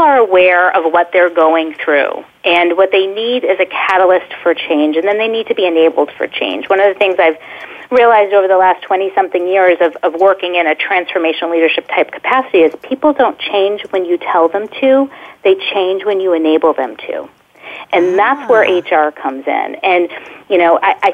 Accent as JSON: {"language": "English", "town": "Boston", "region": "Massachusetts", "country": "United States", "said": "As a Bostonian"}